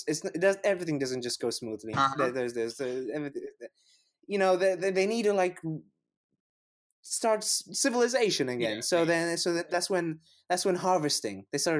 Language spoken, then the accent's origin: English; Canada; And I'm the Canadian, so, "You want to come over for Thanksgiving, yeah?"